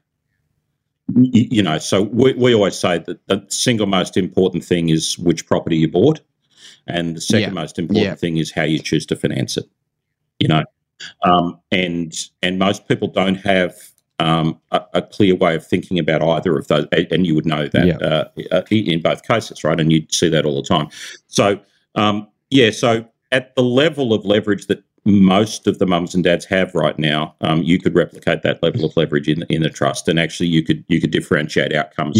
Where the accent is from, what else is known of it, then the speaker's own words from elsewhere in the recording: Central Coast of New South Wales, Australia; moved away; also born or lived in Silicon Valley; I grew up on the Central Coast of New South Wales.